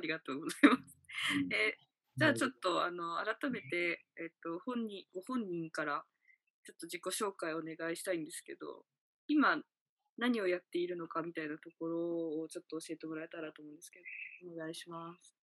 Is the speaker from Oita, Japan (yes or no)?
no; Kure, Hiroshima, Japan; moved away; also born or lived in Tokyo; 私も呉に U ターン組